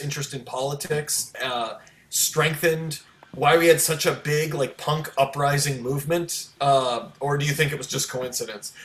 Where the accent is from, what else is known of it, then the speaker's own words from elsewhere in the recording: Baltimore, Maryland, United States; my hometown of baltimore